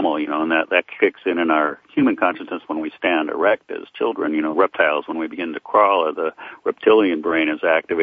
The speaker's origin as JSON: {"language": "English", "town": "Portland", "region": "Oregon", "country": "United States", "tie": "born or raised there", "moved": "yes", "said": "Portland, which is my hometown"}